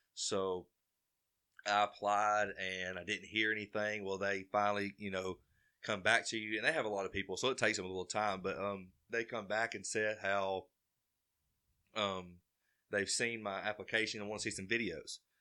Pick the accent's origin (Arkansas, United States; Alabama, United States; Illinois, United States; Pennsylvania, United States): Alabama, United States; Carbon Hill; I'm from Carbondale, Alabama, born and raised